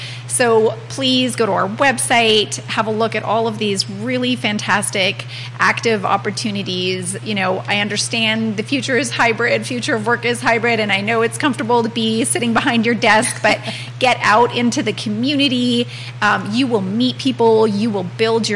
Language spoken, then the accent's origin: English; Canada; moved away as an adult; also born or lived in Czech Republic; now in United States; I grew up in Canada and came to this country actually in 2001